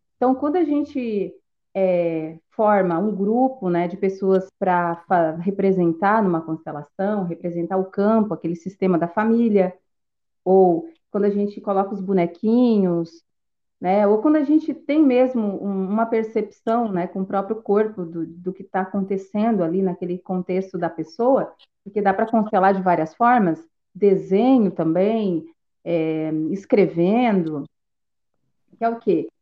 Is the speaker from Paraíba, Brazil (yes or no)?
no; Tubarão, Santa Catarina, Brazil; eu sou de Tubarão, Santa Catarina